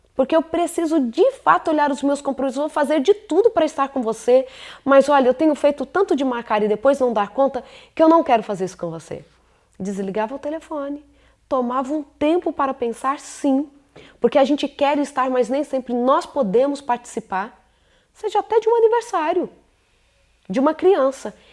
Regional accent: São Paulo, Brazil; moved away; Agora chegamos a São Paulo, terra onde eu nasci, Morumbi, lugar lindo. Saudade desse lugar, viu? Lugar onde eu nasci, me acolheu, onde eu estudei

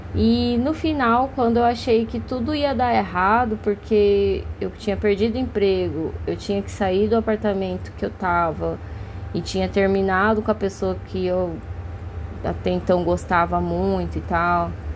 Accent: Cuiabá, Mato Grosso, Brazil; moved away as an adult; now in São Paulo, Brazil; na minha cidade natal, que é Cuiabá, lá no Mato Grosso

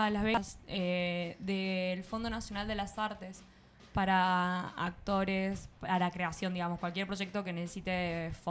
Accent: Santa Fe, Argentina; Yo soy de Santa Fe.

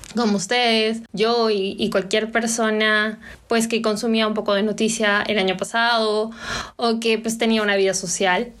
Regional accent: Peru; vernos a nosotros como peruanos en el exterior o peruanos aquí dentro del país

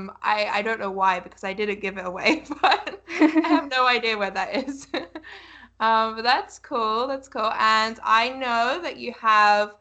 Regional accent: United Kingdom; I'm a British person

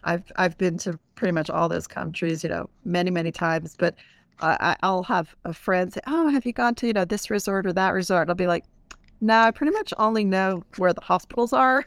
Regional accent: East Coast, United States; moved away as an adult; also born or lived in Puerto Rico; I grew up on the East Coast

